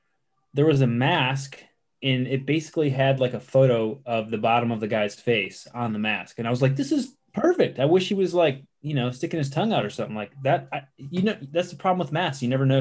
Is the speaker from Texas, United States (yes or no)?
no; Michigan, United States; now in St. Petersburg, United States; I'm in St. Pete where I used to live for 13 years. And …, I'm from Michigan.